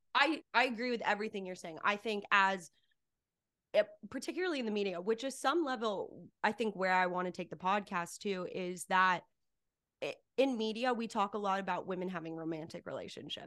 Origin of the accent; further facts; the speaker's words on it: Cedar Crest, New Mexico, United States; moved away as an adult; also born or lived in Albuquerque, New Mexico; now in Los Angeles, United States; I grew up in a really small town in Cedarcrest, New Mexico